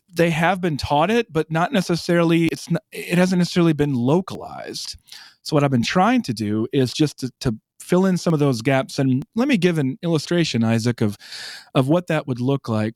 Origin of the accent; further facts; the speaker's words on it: South Dakota, United States; moved away as an adult; now in Birmingham, United States; I'm from South Dakota